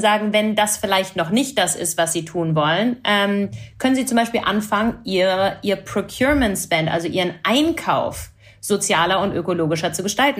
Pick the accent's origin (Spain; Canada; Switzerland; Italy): Canada; ich bin Kanadierin